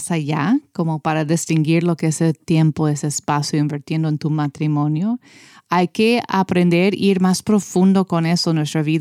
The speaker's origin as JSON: {"language": "Spanish", "country": "United States", "said": "Yo puedo decir eso porque soy americana."}